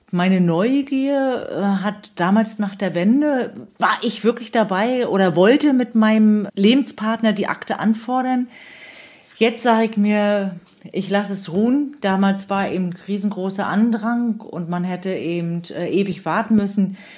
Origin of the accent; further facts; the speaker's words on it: Demmin, Mecklenburg-Vorpommern, Germany; Ich bin geboren in der Mien am neunundzwanzigsten ersten fünfundsechzig und, äh, habe auch in der Mien meine Kindheit verlebt